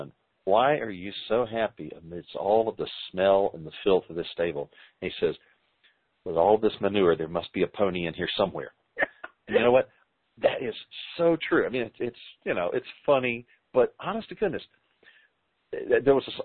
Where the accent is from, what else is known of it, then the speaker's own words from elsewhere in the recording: the South, United States; We're from the South